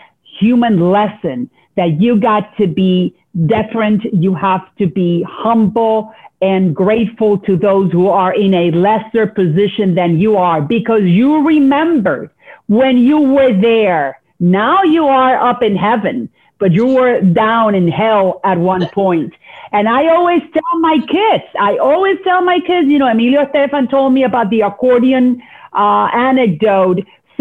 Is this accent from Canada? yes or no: no; Puerto Rico; also born or lived in Miami / New York City; I was born in Miami, and then my parents couldn't find work in the city of Miami. They went to New York City. They couldn't find work there either. So they wound up in Puerto Rico